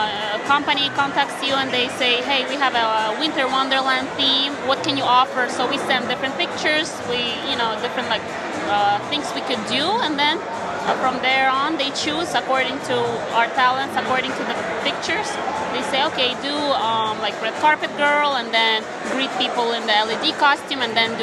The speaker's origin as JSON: {"language": "English", "country": "Ukraine", "tie": "born or raised there", "moved": "yes", "said": "I'm from Ukraine originally, so I grew up learning classical ballet and Ukrainian folk dance."}